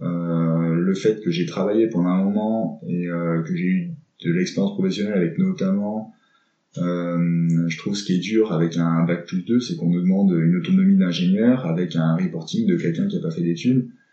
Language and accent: French; Grenoble, Auvergne-Rhône-Alpes, France; je suis grenoblois, donc je vis euh, dans Grenoble même